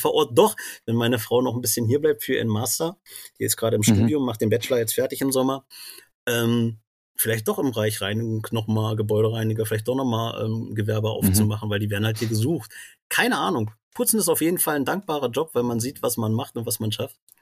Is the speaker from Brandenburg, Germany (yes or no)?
yes; Brandenburg an der Havel, Brandenburg, Germany; moved away as an adult; also born or lived in Magdeburg / Fehmarn; now in Rostock, Germany; ich komme ja wie gesagt aus Brandenburg an der Havel